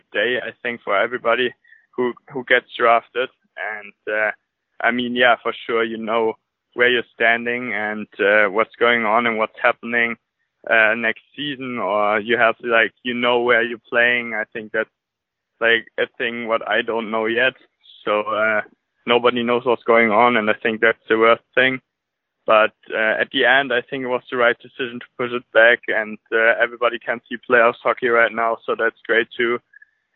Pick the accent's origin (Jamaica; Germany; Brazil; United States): Germany; Tönisvorst, North Rhine-Westphalia; English is a second language; I grew up in Tönes Forst. It's a small town near Krefeld and Düsseldorf